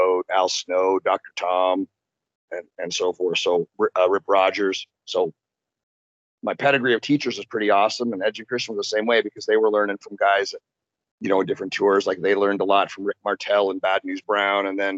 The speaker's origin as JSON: {"language": "English", "town": "Orangeville", "region": "Ontario", "country": "Canada", "tie": "born or raised there", "moved": "as an adult", "lives_now": "United States", "said": "we grew up in Orangeville, which is just outside of Toronto"}